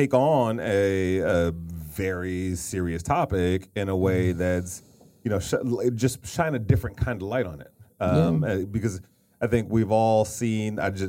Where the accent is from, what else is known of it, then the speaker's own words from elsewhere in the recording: Detroit, Michigan, United States; So I grew up in Detroit